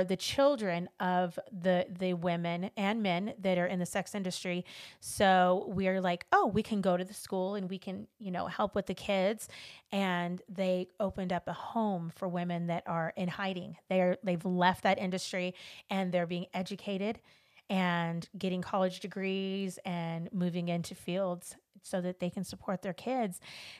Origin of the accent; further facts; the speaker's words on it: Los Angeles, California, United States; You know, I grew up in Los Angeles, and I grew up in a predominantly, you know, Hispanic community. It was actually Mexican, because we lived across the street from the project.